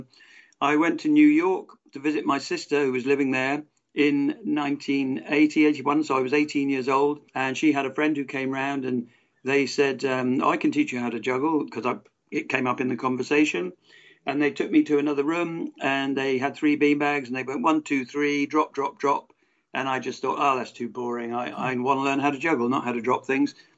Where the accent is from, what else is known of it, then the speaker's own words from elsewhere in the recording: Exeter, South West England, United Kingdom; I'm not from Cornwall, but I'm from Devon